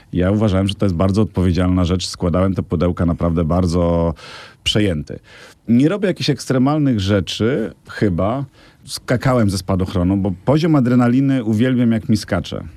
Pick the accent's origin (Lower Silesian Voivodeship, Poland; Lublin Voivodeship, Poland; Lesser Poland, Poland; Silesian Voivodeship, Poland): Lublin Voivodeship, Poland; Biała Podlaska; Ja się urodziłem na geograficznym Podlasiu, dawnym województwie podlaskim, Białopodlasku.